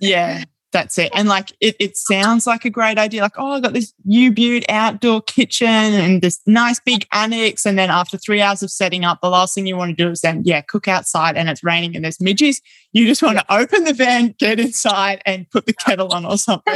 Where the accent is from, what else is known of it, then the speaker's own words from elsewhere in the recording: Brisbane, Queensland, Australia; now in Bundaberg, Australia; I'm from Brisbane